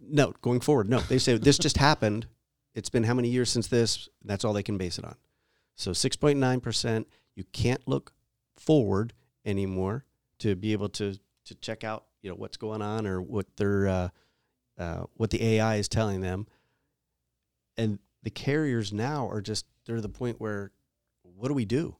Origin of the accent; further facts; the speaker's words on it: East Coast, United States; now in California, United States; I grew up on the East Coast